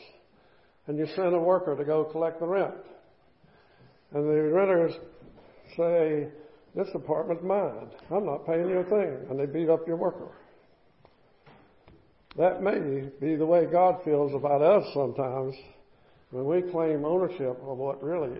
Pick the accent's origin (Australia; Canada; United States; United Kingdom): United States; the South; Growing up in the South